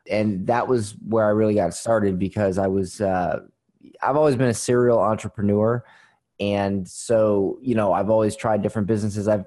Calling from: Florida, United States; Florida. Um, uh, uh, well, today uh, cloudy Florida, not not sunny Florida.

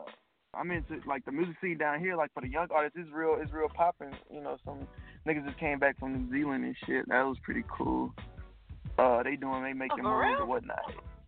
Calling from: North Little Rock, Arkansas, United States; Hey, I'm calling from North of Rock, Arkansas.

